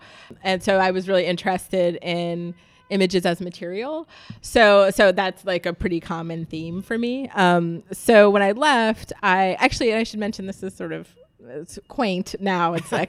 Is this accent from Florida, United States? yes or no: yes; Jacksonville, Florida, United States; born there; No, so technically I was born in Florida.